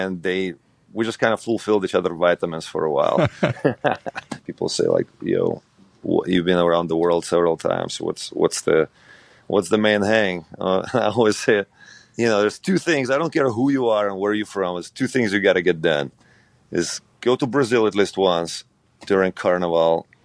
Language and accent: English; Ukraine; moved away; growing up in Ukraine